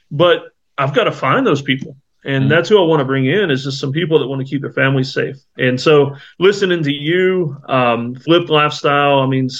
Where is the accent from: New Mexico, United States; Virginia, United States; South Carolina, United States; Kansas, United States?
South Carolina, United States; Myrtle Beach; moved away; I grew up in Myrtle Beach, South Carolina